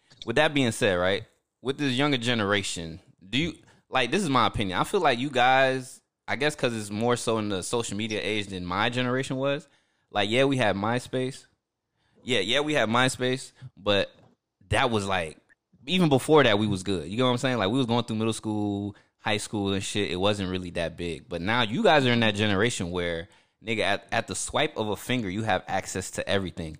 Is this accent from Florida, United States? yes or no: yes; Orlando, Florida, United States; I've grown up in Florida